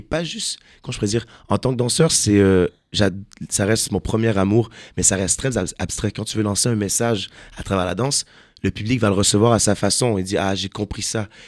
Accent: Quebec, Canada; Je suis un Québécois

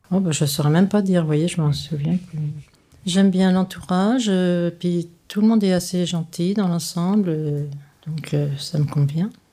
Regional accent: Paris, Île-de-France, France; À euh, Paris, je suis pure parisienne

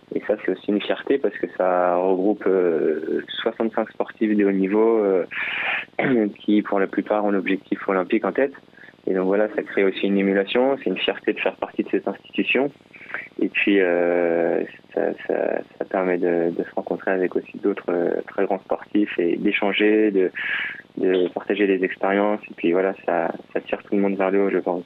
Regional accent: Chambourcy, Île-de-France, France; J'ai grandi dans les Yvelines, à chamboursé exactement

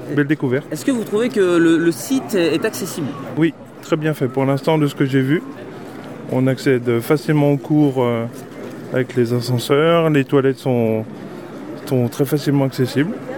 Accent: Haute-Marne, Grand Est, France; on vient de Haute-Marne

